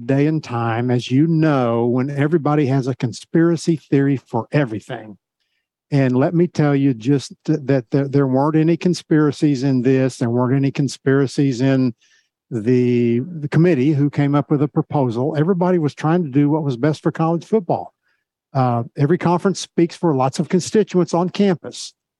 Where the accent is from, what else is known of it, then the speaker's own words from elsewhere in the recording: Oklahoma, United States; moved away as an adult; now in Kansas City, United States; I grew up in Oklahoma. I live in Kansas City, and I work in Dallas.